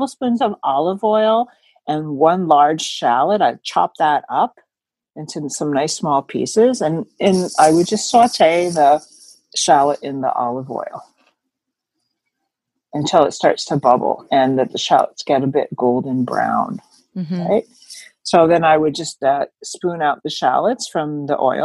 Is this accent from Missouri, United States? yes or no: no; New Jersey, United States; I'm from New Jersey, Taylor ham country